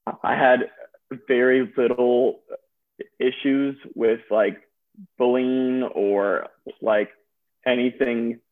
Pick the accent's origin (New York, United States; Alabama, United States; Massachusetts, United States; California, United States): Alabama, United States; Birmingham; moved away as an adult; also born or lived in Toledo, Ohio; now in Knoxville, United States; I'm originally from Birmingham, Alabama